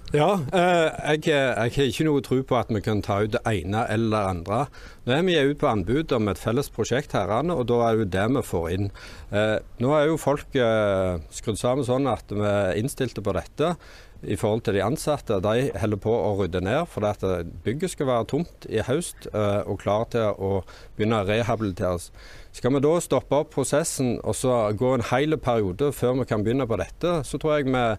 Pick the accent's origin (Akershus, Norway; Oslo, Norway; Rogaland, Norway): Rogaland, Norway; Orre; Jeg kommer fra Åre, og jeg er Senterpartiet sin ordførerkandidat.